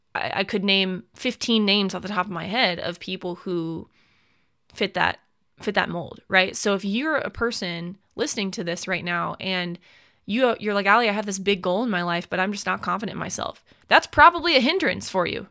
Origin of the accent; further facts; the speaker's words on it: United States; as an American citizen